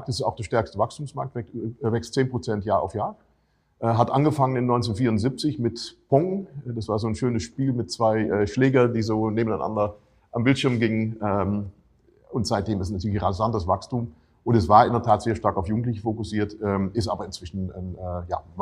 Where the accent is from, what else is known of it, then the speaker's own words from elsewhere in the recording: Netherlands; German is a second language; Ähm, ich bin selber Holländer, also auch nicht Deutscher in dem Sinne.